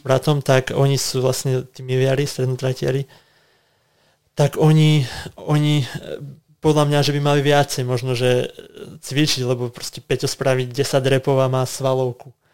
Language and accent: Slovak; Lovčica, Banská Bystrica Region, Slovakia; now in Bratislava, Slovakia; aj my doma sme mali, v podstate, že máme krávy, aj akože v Bratislave nie, ale v Lovčici mm-hmm. rodičia chovali kravy